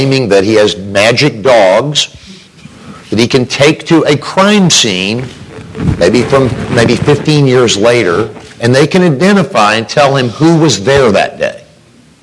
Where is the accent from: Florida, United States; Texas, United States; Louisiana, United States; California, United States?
Texas, United States; Amarillo; I'm from Amarillo